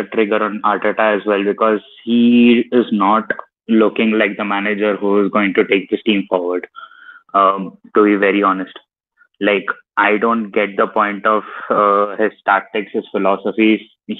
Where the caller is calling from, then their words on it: India; I'm from India.